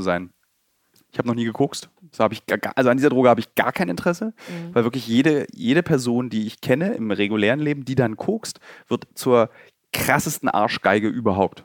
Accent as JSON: {"language": "German", "region": "Berlin", "country": "Germany", "tie": "born or raised there", "said": "gebürtige Berliner"}